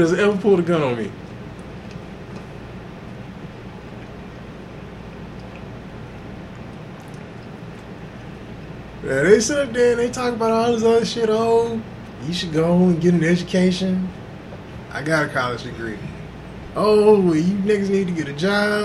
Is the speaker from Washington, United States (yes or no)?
no; Houston, Texas, United States; also born or lived in Inglewood, California; Before we moved to Texas